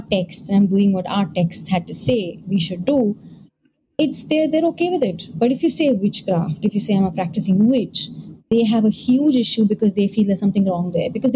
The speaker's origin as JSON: {"language": "English", "country": "India", "said": "I am an Indian"}